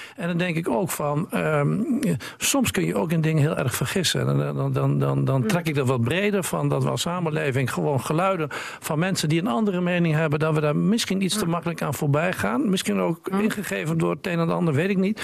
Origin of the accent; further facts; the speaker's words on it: Hoogeveen, Drenthe, Netherlands; de stad waar ik geboren ben.